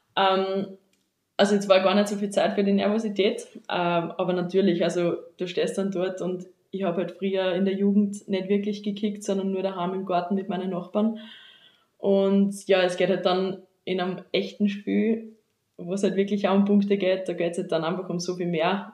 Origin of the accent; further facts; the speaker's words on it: Seitenstetten, Lower Austria, Austria; moved away as an adult; now in Vienna, Austria; ich komme aus Bezirk am Amstetten, genauer gesagt aus Seitenstetten, wohne jetzt aber schon seit mittlerweile fünf Jahren in Wien